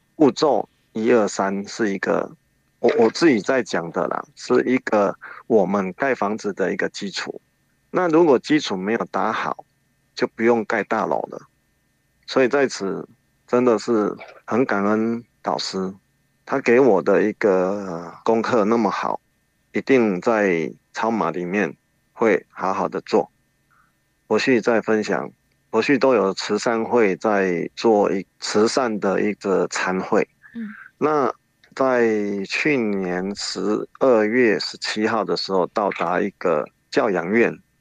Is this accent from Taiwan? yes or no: yes; Fengyuan, Taichung, Taiwan; 我是来自丰原的